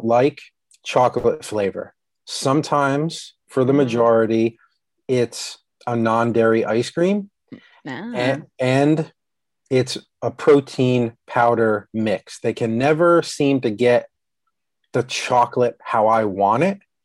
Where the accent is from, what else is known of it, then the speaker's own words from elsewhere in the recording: New York/New Jersey border, East Coast, United States; moved away; I grew up on the East Coast